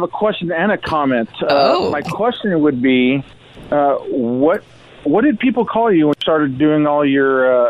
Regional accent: Temecula, California, United States; growing up in Temecula when it was pretty much nothing

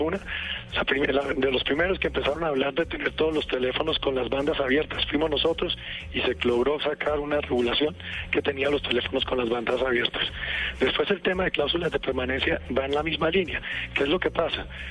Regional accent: Colombia; yo soy un colombiano, un colombiano de pura cepa

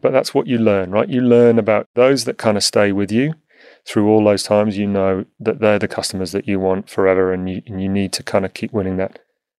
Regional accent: Whiston, North West England, United Kingdom; born there; I was born in a place called Whiston, which is just outside Liverpool in the UK.

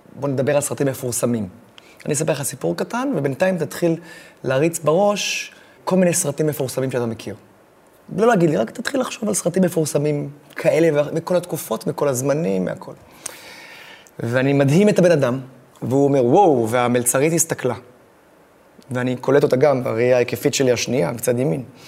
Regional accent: Israel; אני מישראל

